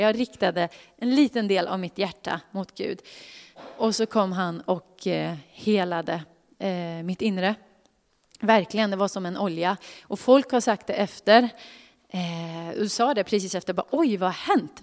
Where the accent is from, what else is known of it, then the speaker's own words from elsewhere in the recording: Karlstad, Värmland, Sweden; moved away; Jag kommer från Karlstad från början